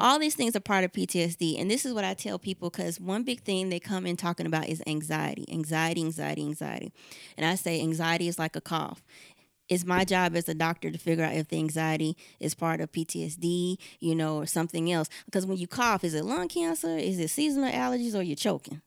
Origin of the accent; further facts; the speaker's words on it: the South, United States; we're from the South